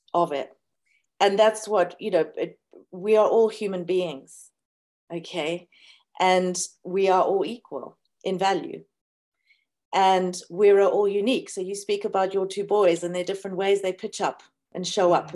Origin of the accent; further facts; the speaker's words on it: South Africa; when people attacked me for being South African